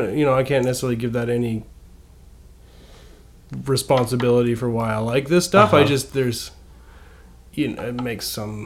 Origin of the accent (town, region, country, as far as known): Canada